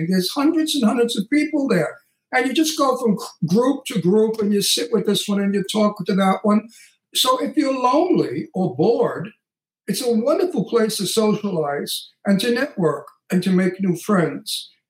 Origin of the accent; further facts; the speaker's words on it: Texas, United States; I'm from Texas, and we do everything big in Texas, really big in Texas.